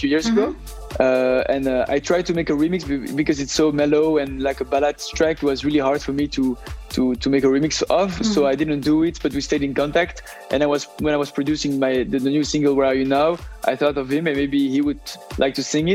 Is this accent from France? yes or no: no; Brussels, Brussels-Capital Region, Belgium; In Brussels, Belgium, Brussels. That's where I grew up.